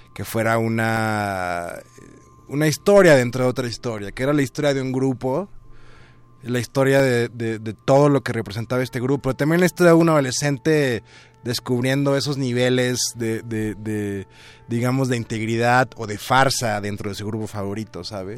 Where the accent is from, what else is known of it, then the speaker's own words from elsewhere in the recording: Tuxtepec, Oaxaca, Mexico; now in Mexico City, Mexico; mi pueblo, que era pues, Tuxtepec, Oaxaca